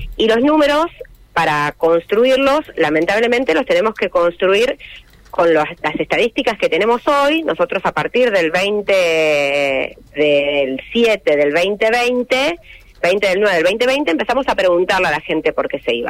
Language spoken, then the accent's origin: Spanish; Santa Fe, Argentina; soy santafesina